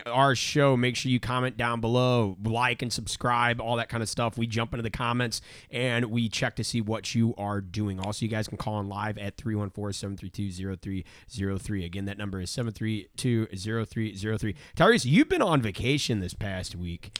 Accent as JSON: {"language": "English", "town": "St. Louis", "region": "Missouri", "country": "United States", "said": "I'm from Saint Louis"}